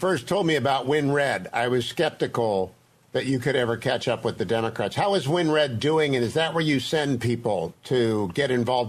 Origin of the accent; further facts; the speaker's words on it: Virginia, United States; moved away; also born or lived in California; I'm a Virginian. I supported him during the primary. I moved back here.